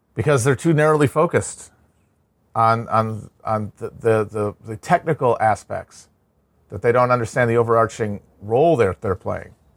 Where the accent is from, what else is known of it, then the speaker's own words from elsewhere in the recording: Midwest, United States; growing up in the Midwest